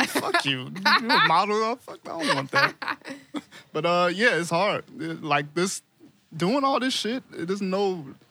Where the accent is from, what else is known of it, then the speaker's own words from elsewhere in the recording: Chicago, Illinois, United States; I'm from born and raised in Chicago.